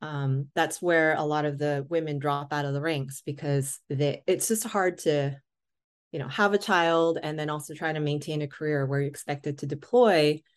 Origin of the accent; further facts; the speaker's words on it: West Coast, United States; I'm originally from the West Coast.